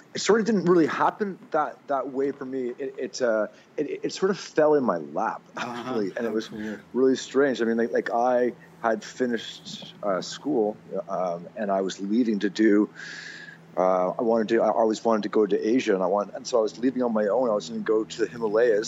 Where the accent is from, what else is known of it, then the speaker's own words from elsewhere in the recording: Mississauga, Ontario, Canada; moved away as an adult; now in Squamish, Canada; I actually grew up in Eastern Canada, Mississauga, Ontario